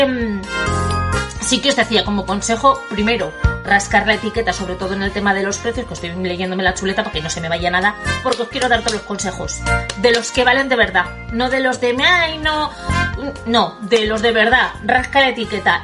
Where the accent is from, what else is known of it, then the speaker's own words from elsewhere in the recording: Bilbao, Basque Country, Spain; now in United States; Yo soy de Bilbao, aunque estoy en Estados Unidos como todos sabéis